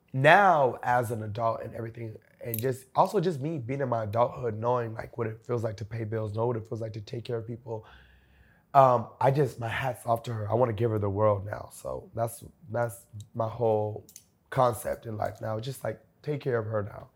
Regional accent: Homestead, Florida, United States; I'm from Homestead

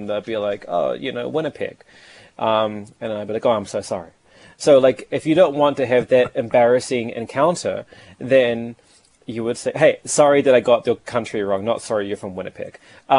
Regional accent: New Zealand; accent: New Zealand Kiwi; also born or lived in Canada; now in Tokyo, Japan; Can you tell I'm a New Zealander from my hi?

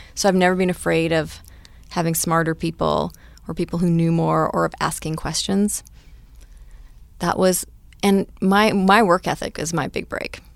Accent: Powell River, British Columbia, Canada; Powell River, British Columbia, like a really, really small town in Canada.

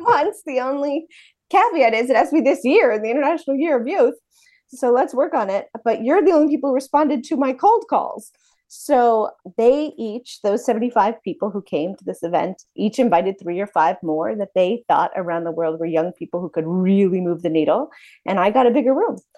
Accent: Brooklyn, New York, United States; moved away; also born or lived in Princeton, New Jersey / Philadelphia / Washington, D.C.; I was born in Brooklyn and raised in Brooklyn and in Princeton, New Jersey

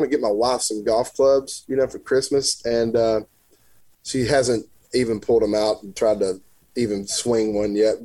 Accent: Tennessee, United States; I grew up in Tennessee

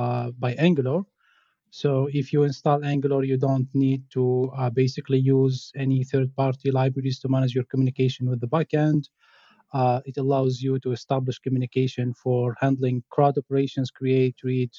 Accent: Tunisia; now in France; I'm from Tunisia. I'm working as a software engineer at Hilti Group in France.

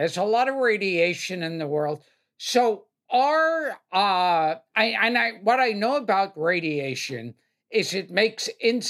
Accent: New York City, New York, United States; I grew up in Brooklyn.

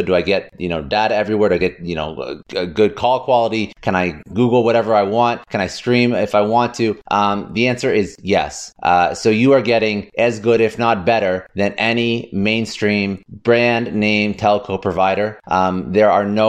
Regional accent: Canada; now in United States; I'm originally from Canada. Now I'm in the States

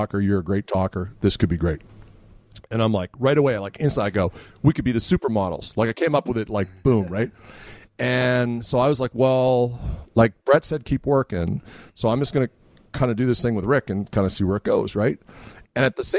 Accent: Canada; also born or lived in Winnipeg; being Canadian

